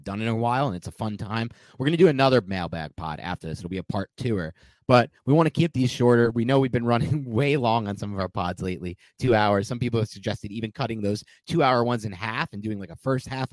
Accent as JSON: {"language": "English", "region": "New Jersey", "country": "United States", "tie": "born or raised there", "also_born_or_lived": "Wisconsin", "moved": "as an adult", "said": "a Jewish boy growing up in New Jersey"}